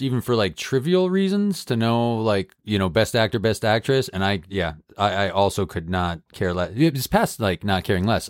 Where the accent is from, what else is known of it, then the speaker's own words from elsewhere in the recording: Massachusetts, United States; my home state of Massachusetts